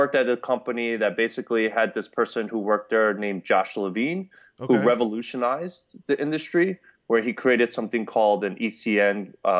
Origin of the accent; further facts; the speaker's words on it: New York City, New York, United States; I would say definitely a New Yorker at heart. I was raised in Queens, New York. Grew up in the hood out there.